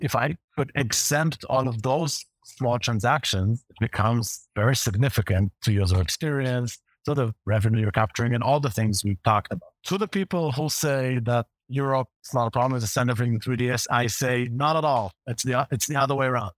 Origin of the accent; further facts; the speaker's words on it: Israel; accent: Hebrew; English is a second language; I have a Hebrew accent, a pretty strong one